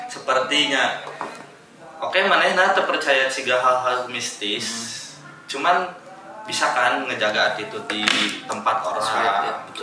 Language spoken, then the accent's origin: Indonesian; West Sumatra, Indonesia; mana ya sebagai orang Minang naik gunung ayah ketakutan